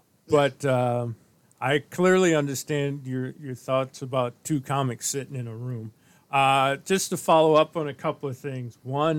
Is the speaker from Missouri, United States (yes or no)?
yes; St. Louis, Missouri, United States; And I was born and raised in St. Louis.